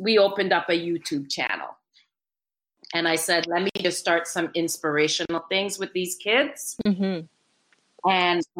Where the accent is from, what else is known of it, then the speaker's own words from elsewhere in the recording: Trinidad & Tobago; now in Canada; I'm from Trinidad